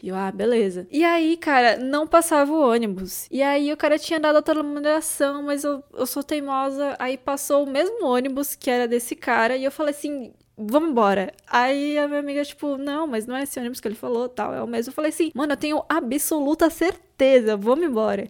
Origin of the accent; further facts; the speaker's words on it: São Paulo, Brazil; eu sou da cidade de São Paulo